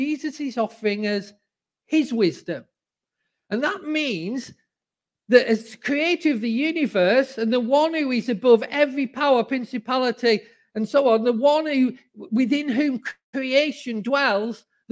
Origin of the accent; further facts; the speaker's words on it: the north of England, United Kingdom; accent: northern; moved away as an adult; now in Cambridge, United Kingdom; even though I'm in the heathen south, I'm a sanctified northerner because my roots are northern. And, you know, despite the fact that people here all have lovely accents, I have not changed my accent